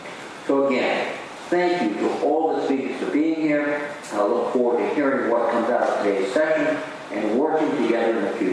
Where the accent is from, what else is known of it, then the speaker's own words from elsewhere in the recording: Rhode Island, United States; Jeff gave you a first-hand update on the progress we are making in my home state of Rhode Island